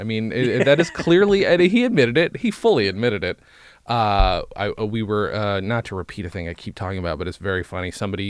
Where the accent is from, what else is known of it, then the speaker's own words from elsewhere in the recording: New York, United States; Upstate New York.